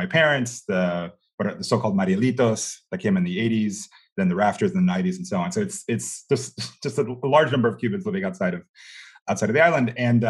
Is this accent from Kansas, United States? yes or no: no; Miami, Florida, United States; I still remember I was raised in Miami.